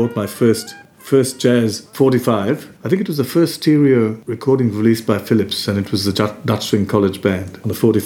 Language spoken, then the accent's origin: English; Colombo, Western Province, Sri Lanka; moved away; growing up in Colombo